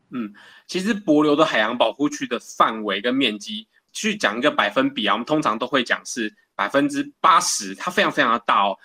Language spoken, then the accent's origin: Chinese; Keelung, Taiwan; 我是在基隆出生的，那我的爸爸其实是大商船的轮机长